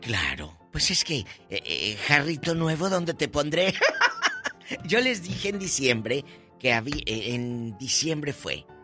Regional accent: Matamoros, Tamaulipas, Mexico; Un beso a mi tierra y a mis paisanos en Matamoros, Tamaulipas

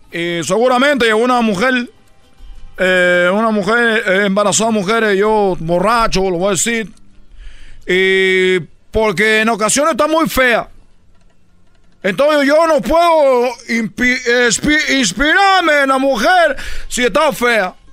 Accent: Cuba; moved away; yo vengo de Cuba hace tiempo que vine de Cuba

